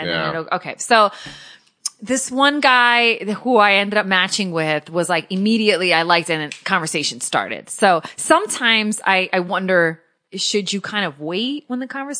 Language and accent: English; Connecticut, United States; moved away; Because I'm from Connecticut originally.